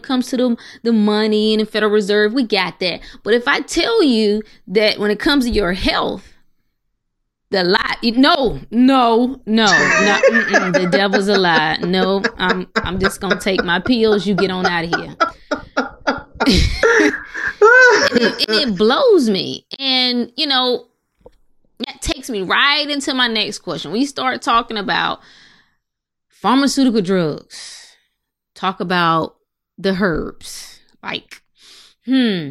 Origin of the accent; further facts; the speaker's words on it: North Carolina, United States; I'm from North Carolina